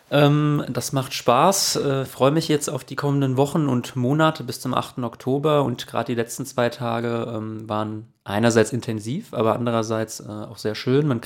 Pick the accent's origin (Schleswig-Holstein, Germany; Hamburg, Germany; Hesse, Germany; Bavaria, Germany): Hesse, Germany; Oestrich-Winkel; auch Kommunalpolitik für Österreich-Winkel in meiner Heimatstadt. Mir ist die Stadt nicht egal.